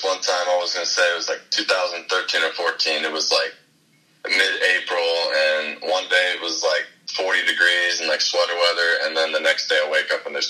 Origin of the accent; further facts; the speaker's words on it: Dardenne Prairie, Missouri, United States; also born or lived in St. Louis / North Dakota; I was born here in St. Louis. {S3} Yeah. {S2} And I grew up in Darden Prairie.